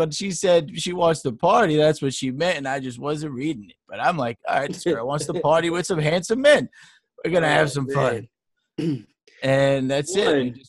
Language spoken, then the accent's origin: English; New York, United States; We're saying we're from New York.